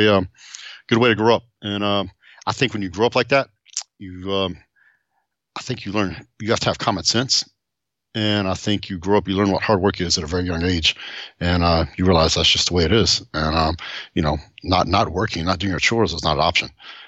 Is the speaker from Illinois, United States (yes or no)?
no; Seymour, Texas, United States; also born or lived in Tyler, Texas; now in Southlake, United States; I was born in Tyler, Texas, but I grew up in Seymour, Texas